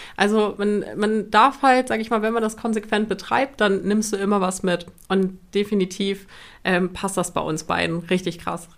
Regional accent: Cuxhaven, Lower Saxony, Germany; wir kommen aus Cuxhaven

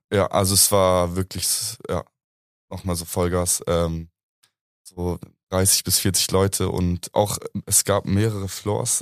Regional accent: Munich, Bavaria, Germany; ich bin hier in München eigentlich aufgewachsen. Ich bin seit 23 Jahren hier am Start

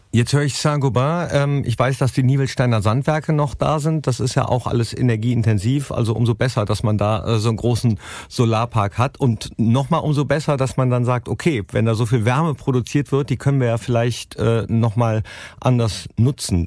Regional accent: Mönchengladbach, North Rhine-Westphalia, Germany; ich komme ja aus Mönchengladbach

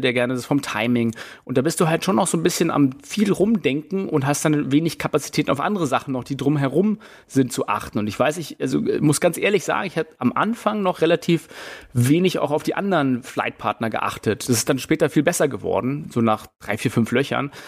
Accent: Germany; bei uns in Deutschland

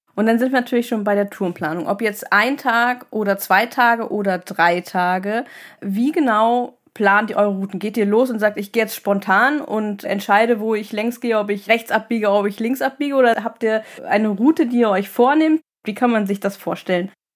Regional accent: Northern Germany, Germany; Ich komme ja aus dem Norden

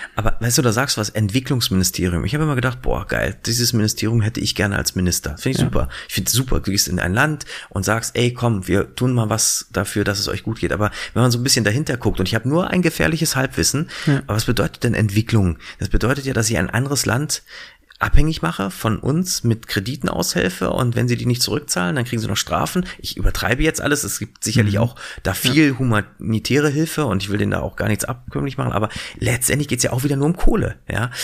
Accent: Berlin, Germany; ich bin ja in Berlin groß geworden

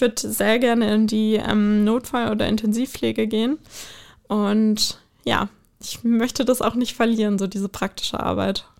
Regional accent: Bonn, North Rhine-Westphalia, Germany; also born or lived in United States; now in Berlin, Germany; ich bin, äh, ursprünglich in Bonn geboren.

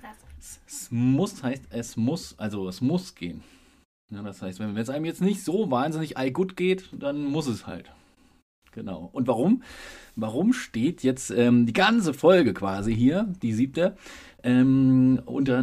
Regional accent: Saarland, Germany; also born or lived in Frankfurt am Main; now in Berlin, Germany; Ich bin leider Gottes Saarländer. Also ich bin dort geboren

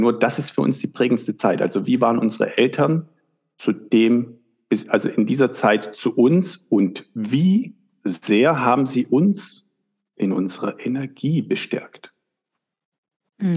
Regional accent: Germany; ich bin äh, in Deutschland geboren und aufgewachsen

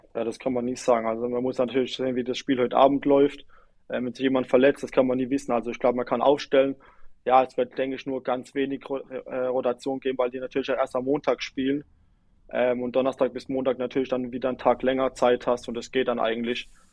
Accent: near Duddenhofen, Rhineland-Palatinate, Germany; moved away; also born or lived in Kaiserslautern; in Duddenhofen, ähm, in der Nähe, wo ich herkomme

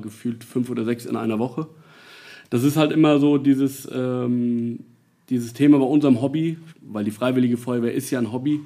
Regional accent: Nassau, Rhineland-Palatinate, Germany; bin sogar gebürtiger Nassauer. Ich bin äh, damals im alten Krankenhaus in der äh, Emser Straße noch geboren

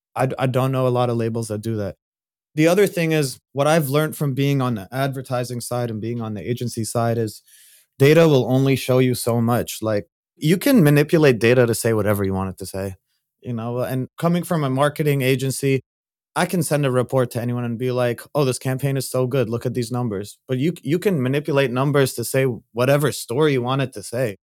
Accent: Saudi Arabia; I grew up in Saudi Arabia

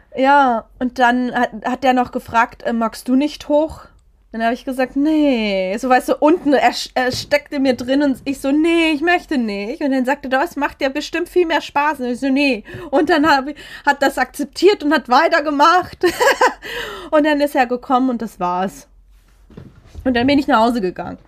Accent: Germany; aus Germany

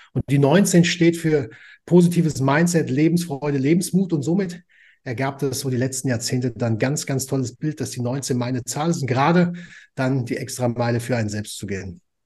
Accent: Frankfurt, Hesse, Germany; ich komme aus Frankfurt am Main

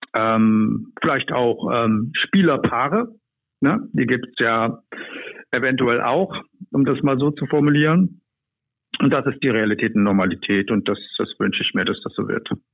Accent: East Germany, Germany; Ich bin in der Diktatur groß geworden

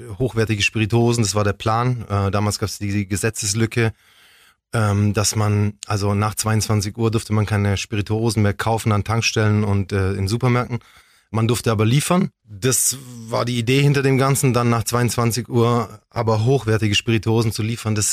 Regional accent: Ulm, Baden-Württemberg, Germany; Ich bin Ulmer. Ich bin hier geboren, ich bin hier aufgewachsen.

